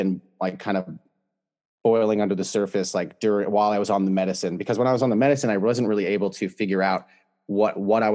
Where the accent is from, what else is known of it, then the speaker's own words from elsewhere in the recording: California, United States; I'm from California